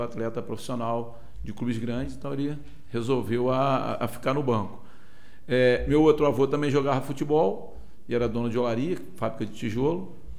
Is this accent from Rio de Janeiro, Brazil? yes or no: yes; Mendes, Rio de Janeiro, Brazil; now in Vassouras, Brazil; Eu sou cria de Mendes. Moro em Vassouras atualmente, mas sou de Mendes.